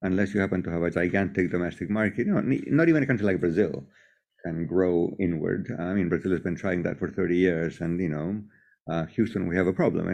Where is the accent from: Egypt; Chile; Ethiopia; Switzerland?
Chile; I'm from Chile, I'm not British